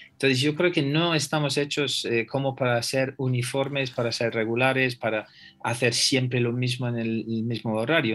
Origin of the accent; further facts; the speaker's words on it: England, United Kingdom; Spanish is a second language; now in Spain; yo soy inglés